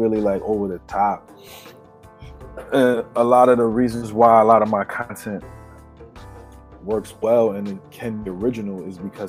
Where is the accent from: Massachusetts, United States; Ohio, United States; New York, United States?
New York, United States; I'm from New York